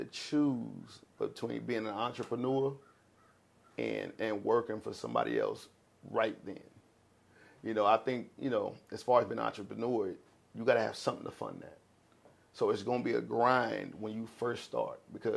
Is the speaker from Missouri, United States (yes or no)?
yes; Kansas City, Missouri, United States; I'm from the concrete. I'm from Kansas City, Missouri